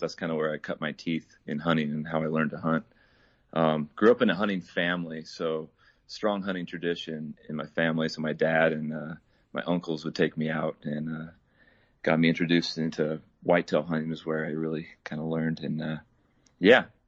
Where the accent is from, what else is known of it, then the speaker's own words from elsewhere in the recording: Idaho, United States; I was born and raised up here in Idaho, and currently living in Twin Falls.